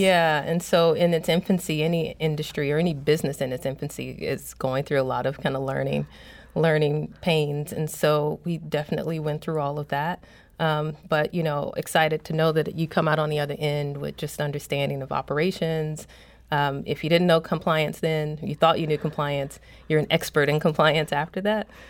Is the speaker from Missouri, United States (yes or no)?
yes; St. Louis, Missouri, United States; moved away as an adult; also born or lived in Toronto; I came to Saint Louis and I'm from Saint Louis. I came back to Saint Louis